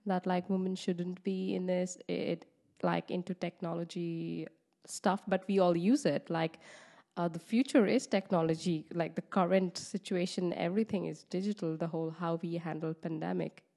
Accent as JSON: {"language": "English", "region": "West Bengal", "country": "India", "moved": "yes", "lives_now": "Netherlands", "said": "I am from East of India in Bengal"}